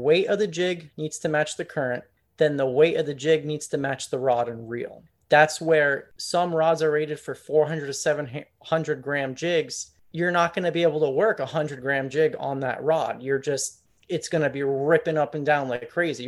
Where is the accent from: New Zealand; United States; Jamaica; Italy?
United States; Pompano Beach, Florida; So I'm from Southeast Florida. I'm from Pompano Beach, which is just above Fort Lauderdale